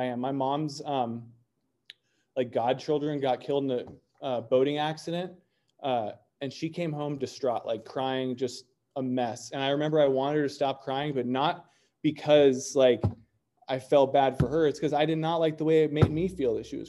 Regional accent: North Orange County, California, United States; I grew up in Orange County, in North Orange County.

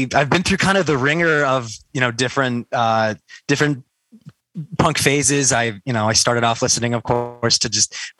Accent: Cleveland, Ohio, United States; moved away as an adult; now in Columbus, United States; I hail from Columbus, Ohio, originally from Cleveland, Ohio

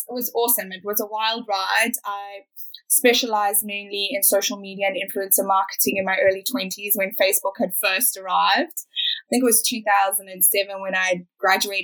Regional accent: Johannesburg, Gauteng, South Africa; now in Australia; As you can hear, I've got an accent. I'm not Australian. I'm originally from South Africa, from Johannesburg.

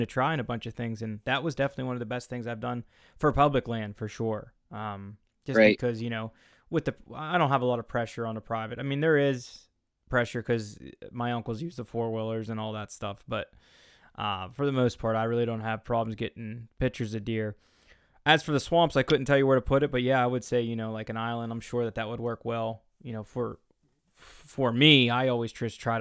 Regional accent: Pennsylvania, United States; I'm from Pennsylvania

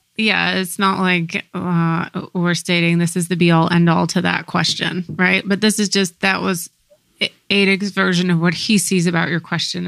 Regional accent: United States; growing up in the States

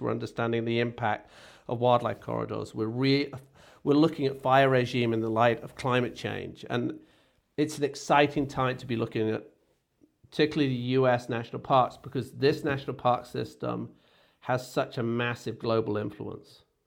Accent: England, United Kingdom; moved away as an adult; I grew up in Britain

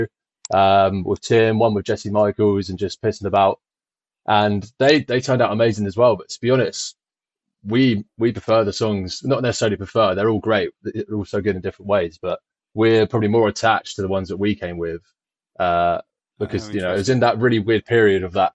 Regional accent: Isle of Wight, South East England, United Kingdom; I moved here when I was just a baby, 6 months

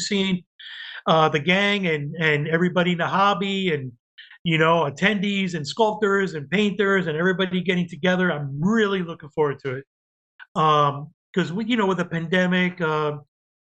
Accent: Yonkers, New York, United States; moved away as an adult; also born or lived in Cuba; now in Florida, United States; I grew up in New York after Cuba. We went to New York and lived there all my life

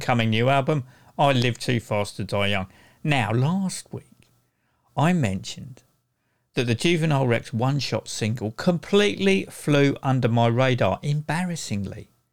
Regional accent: Croydon, London, United Kingdom; Growing up in Croydon during the 70s and 80s

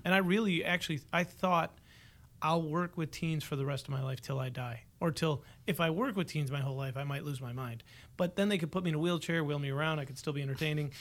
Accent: Buffalo, New York, United States; Born and raised in Buffalo.

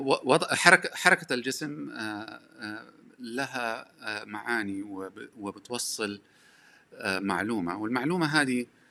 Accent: Hejaz, Saudi Arabia; accent: Hejazi; لهجتي حجازيه

